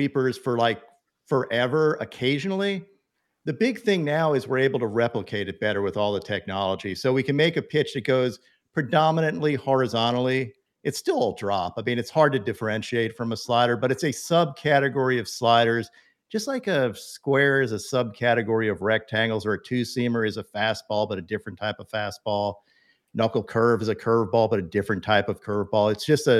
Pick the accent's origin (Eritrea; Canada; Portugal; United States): United States; the South; I am from the South